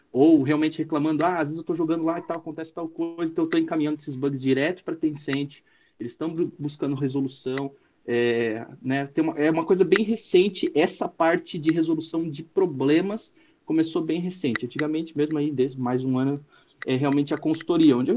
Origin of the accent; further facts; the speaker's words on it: Joinville, Santa Catarina, Brazil; also born or lived in Curitiba; É, eu sou natural de Curitiba, é, morei em Curitiba, enfim, um tempo, mas na verdade fui criado aqui em Joinville. Sou de Joinville, Santa Catarina e moro aqui neste momento.